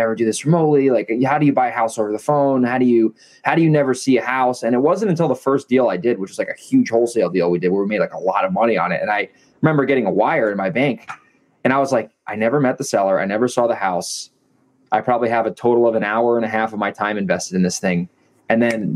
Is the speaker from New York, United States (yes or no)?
yes; upstate New York, United States; moved away as an adult; now in La Jolla, San Diego, United States; upstate New York where I'm from. I'm not from Manhattan particularly. I'm from like an hour from there